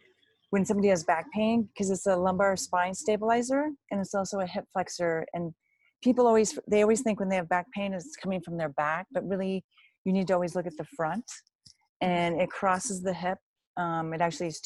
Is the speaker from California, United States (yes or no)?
yes; Tahoe City, California, United States; moved away as an adult; also born or lived in Davis, California / Los Angeles, California; I'm actually from Tahoe City